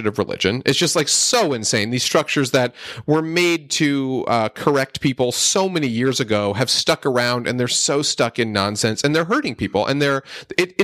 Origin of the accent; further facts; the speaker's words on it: Northeast, United States; I grew up in the Northeast, in a pretty liberal area